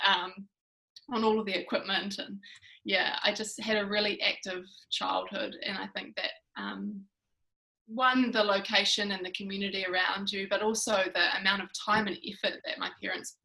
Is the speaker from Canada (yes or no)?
no; Whangarei, Northland, New Zealand; growing up in Whangarei